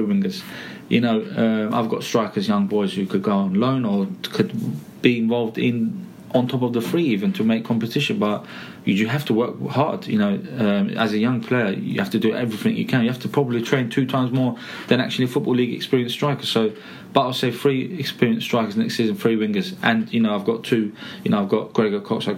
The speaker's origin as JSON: {"language": "English", "region": "London", "country": "United Kingdom", "also_born_or_lived": "Essex", "accent": "Cockney", "said": "I'm actually East Londoner, so Essex Turkish Cockney man."}